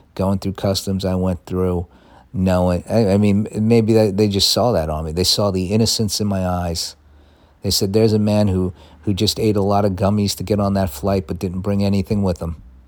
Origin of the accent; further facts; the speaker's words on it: United States; now in London, United Kingdom; I'm an American.